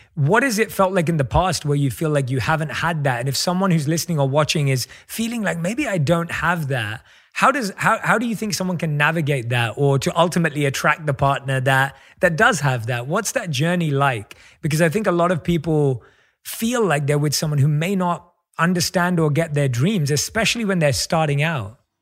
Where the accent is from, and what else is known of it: London, United Kingdom; born or raised there; moved away